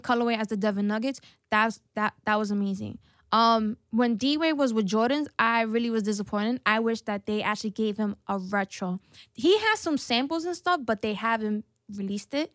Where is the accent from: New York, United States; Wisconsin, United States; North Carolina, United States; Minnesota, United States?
New York, United States; New York City; I'm from the Bronx